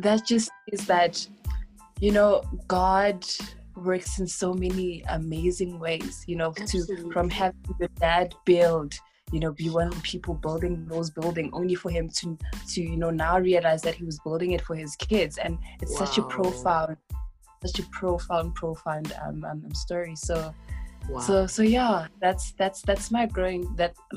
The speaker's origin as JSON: {"language": "English", "town": "Daveyton", "region": "Gauteng", "country": "South Africa", "tie": "born or raised there", "said": "I was born and raised in the East Rand in a township called Daveyton."}